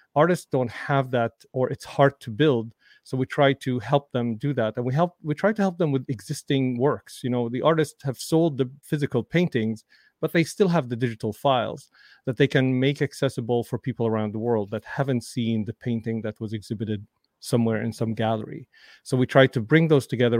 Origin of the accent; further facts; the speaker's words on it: Damascus, Damascus Governorate, Syria; moved away; I grew up in Damascus, Syria